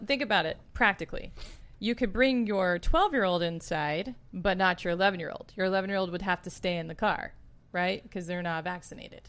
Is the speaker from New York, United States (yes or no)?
no; Arkansas, United States; also born or lived in Texas; now in California, United States; I'm originally from Arkansas